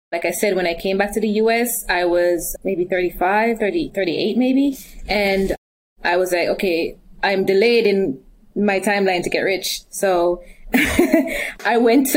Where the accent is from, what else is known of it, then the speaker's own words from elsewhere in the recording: Jamaica; I'm from Jamaica too